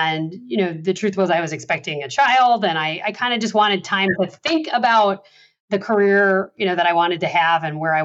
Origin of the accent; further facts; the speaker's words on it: Chicago, Illinois, United States; my hometown in Chicago